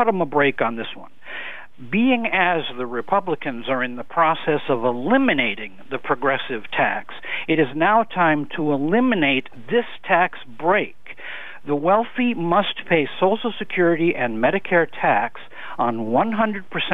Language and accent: English; California, United States; I was born in California in the 1950s